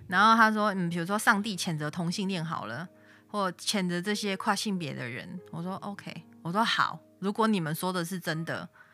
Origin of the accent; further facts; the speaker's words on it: Tainan, Taiwan; 我台南人